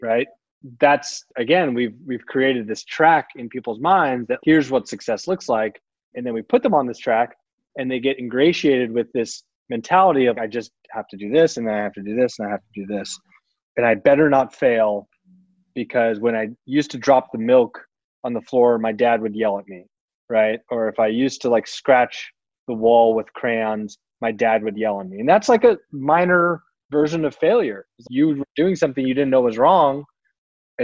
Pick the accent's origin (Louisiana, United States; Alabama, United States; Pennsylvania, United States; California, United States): California, United States; Palo Alto; also born or lived in San Francisco; I grew up down in Palo Alto